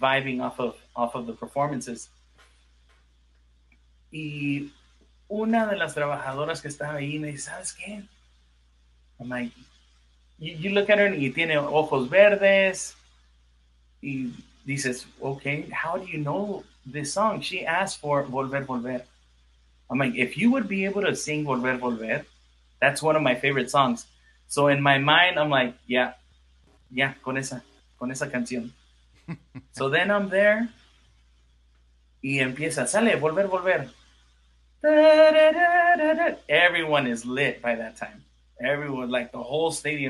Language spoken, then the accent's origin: English; Los Angeles, California, United States; I'm from California and from